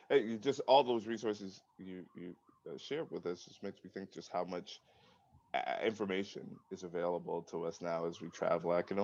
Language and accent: English; United States; I'm an American citizen